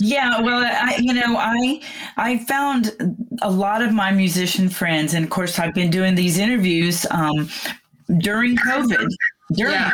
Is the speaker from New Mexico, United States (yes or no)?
no; McKinney, Texas, United States; my hometown of McKinney